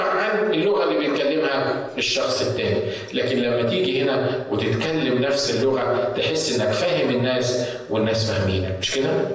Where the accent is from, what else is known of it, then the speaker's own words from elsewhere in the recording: Egypt; now in United States; ميدان التحرير عندنا في مصر